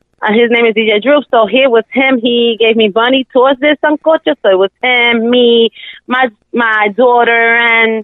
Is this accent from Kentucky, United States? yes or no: no; New York City, New York, United States; born or raised there